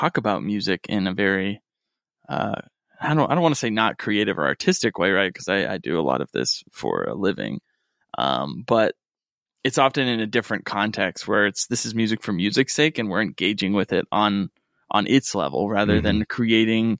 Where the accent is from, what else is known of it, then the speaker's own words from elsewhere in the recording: Rust Belt, United States; now in Los Angeles, United States; where I grew up in the Rust Belt